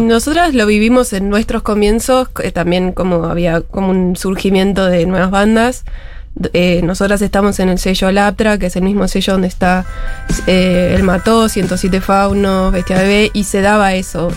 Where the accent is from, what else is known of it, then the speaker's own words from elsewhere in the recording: Argentina; siendo argentinos